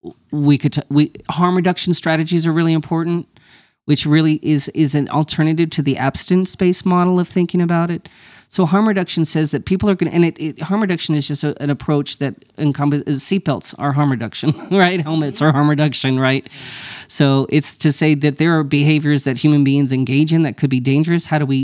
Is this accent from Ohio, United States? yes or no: no; Las Cruces, New Mexico, United States; I grew up in Las Cruces, New Mexico, which is right on the border of with El Paso. It's a sister city to Juarez, right? So I grew up in a border environment, right?